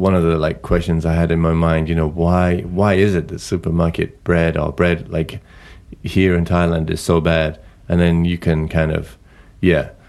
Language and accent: English; England, United Kingdom; I come from, you know, I come from England